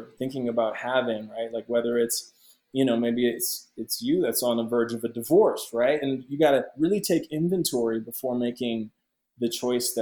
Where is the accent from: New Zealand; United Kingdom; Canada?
Canada; Ottawa, Ontario; moved away; my hometown in Canada, Ottawa